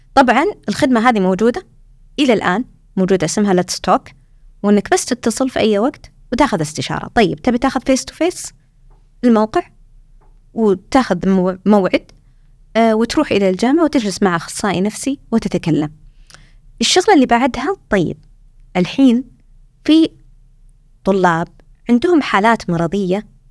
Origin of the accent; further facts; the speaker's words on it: Saudi Arabia; moved away as an adult; now in Australia; إحنا عندنا في السعودية